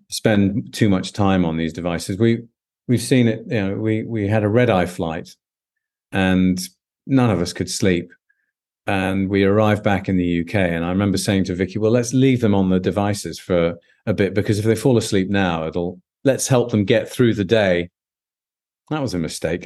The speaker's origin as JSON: {"language": "English", "region": "London", "country": "United Kingdom", "tie": "born or raised there", "said": "whilst I'm British, born and bred in London"}